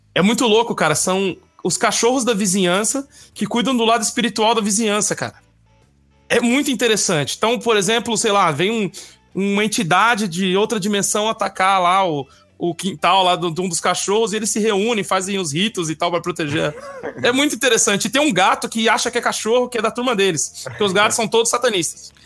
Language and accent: Portuguese; São Paulo, Brazil; Bom, eu sou lá de São Mateus, que nem os mano aí da quebrada.